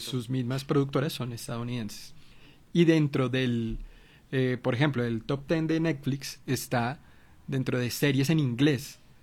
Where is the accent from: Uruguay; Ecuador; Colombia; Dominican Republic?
Colombia; como colombianos